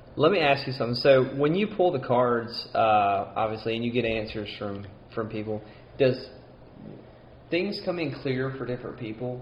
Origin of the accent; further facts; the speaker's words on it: Mississippi, United States; accent: twang; I'm Mississippi. It's as Southern as you can get.